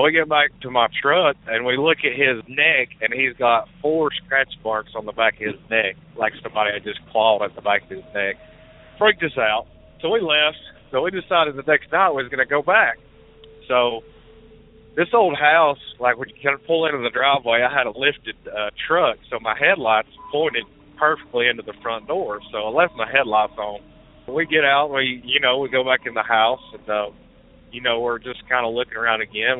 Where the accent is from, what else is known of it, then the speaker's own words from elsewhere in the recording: Mars Hill, North Carolina, United States; I grew up right outside of Asheville in a little town called Mars Hill